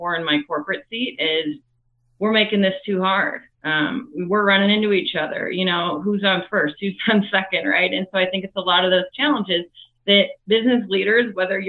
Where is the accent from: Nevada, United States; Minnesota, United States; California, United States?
Minnesota, United States; Minneapolis; I'm originally from Minneapolis, Minnesota